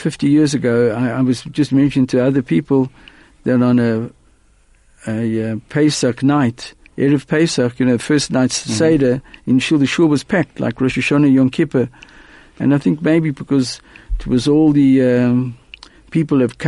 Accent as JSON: {"language": "English", "town": "Johannesburg", "region": "Gauteng", "country": "South Africa", "tie": "born or raised there", "said": "I was born in Johannesburg."}